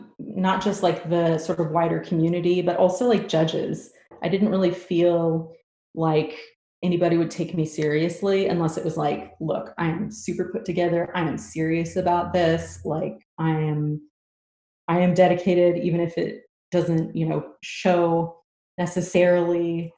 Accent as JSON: {"language": "English", "town": "Houston", "region": "Texas", "country": "United States", "tie": "born or raised there", "said": "So it was in my hometown."}